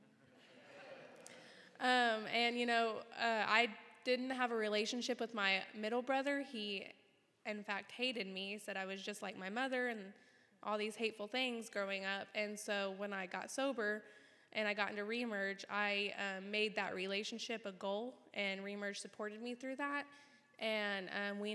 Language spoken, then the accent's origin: English; Burns Flat, Oklahoma, United States; I grew up in Burns Flat, Oklahoma, and I was raised primarily by my grandmother